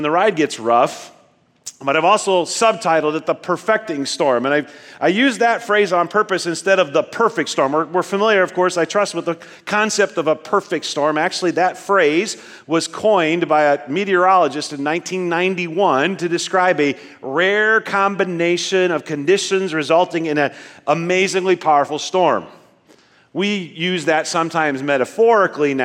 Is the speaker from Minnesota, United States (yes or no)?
no; Nebraska, United States; As a young person growing up in Nebraska, we were kind of the family that really liked storms